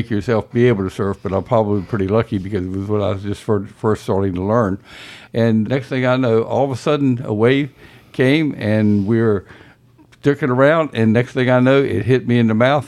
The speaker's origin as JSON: {"language": "English", "town": "Elizabeth City", "region": "North Carolina", "country": "United States", "tie": "born or raised there", "moved": "as an adult", "lives_now": "Outer Banks, United States", "said": "I grew up in Elizabeth City and came often to visit during the summers when I was in high school"}